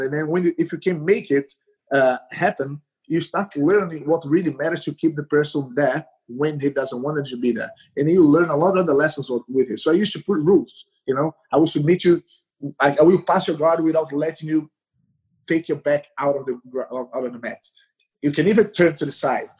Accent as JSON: {"language": "English", "town": "Recife", "region": "Pernambuco", "country": "Brazil", "second_language": "English", "moved": "yes", "said": "I, I am from Recife, the northeast of Brazil"}